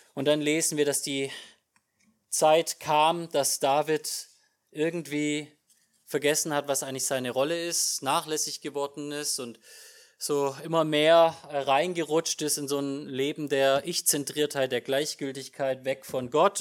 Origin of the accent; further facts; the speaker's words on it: Germany; als Deutscher